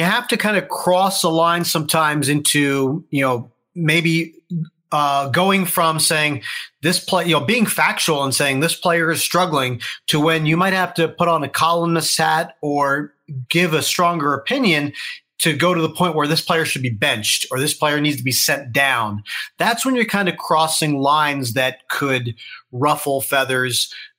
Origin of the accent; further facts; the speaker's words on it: Harrisburg, Pennsylvania, United States; I grew up rooting for the Phillies. I grew up in the Harrisburg area, a couple hours outside